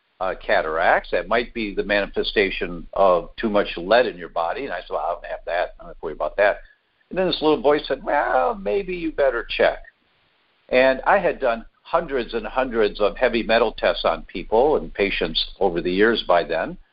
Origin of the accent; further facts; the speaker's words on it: Detroit, Michigan, United States; moved away as an adult; also born or lived in Chicago, Illinois; now in California, United States; I was born in Detroit, born and raised, first 18 years